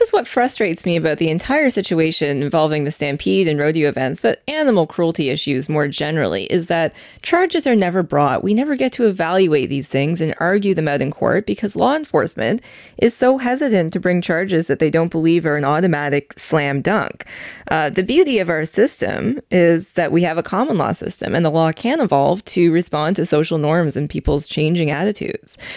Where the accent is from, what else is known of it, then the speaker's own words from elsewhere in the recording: Calgary, Alberta, Canada; moved away; I was born in Calgary. My family's still there